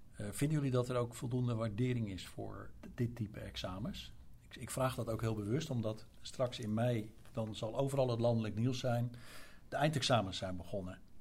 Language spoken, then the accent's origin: Dutch; Overijssel, Netherlands; Uit Overijssel, dus het zijn provinciegenoten van mij